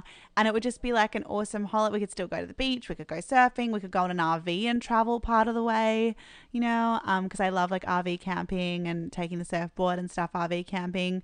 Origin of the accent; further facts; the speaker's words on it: Malaysia; now in Los Angeles, United States; I grew up in Malaysia